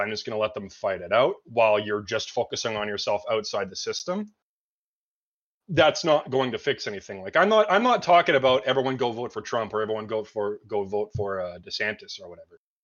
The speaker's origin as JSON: {"language": "English", "country": "Canada", "said": "I'm from Canada"}